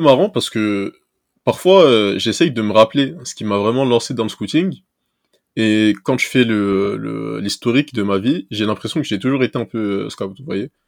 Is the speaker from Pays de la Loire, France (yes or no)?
no; Seine-Saint-Denis, Île-de-France, France; also born or lived in Toulouse; moi, j'ai grandi en Seine-Saint-Denis